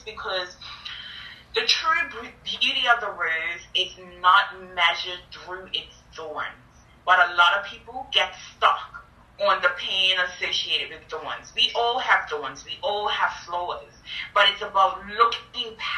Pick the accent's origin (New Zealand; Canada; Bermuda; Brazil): Bermuda; I grew up in Bermuda, and people have nicknames there